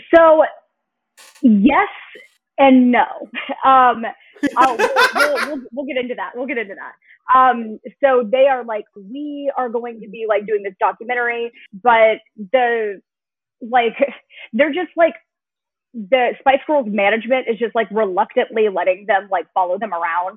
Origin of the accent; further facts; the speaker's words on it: Denton, Texas, United States; we're both from the same place in Texas